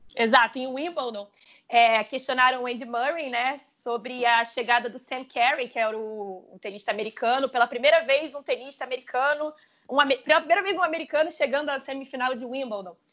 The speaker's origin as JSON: {"language": "Portuguese", "country": "Brazil", "said": "a gente como brasileiro"}